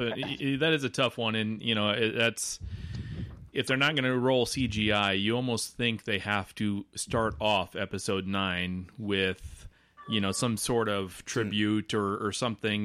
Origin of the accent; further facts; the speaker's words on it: Nebraska, United States; I'm from Nebraska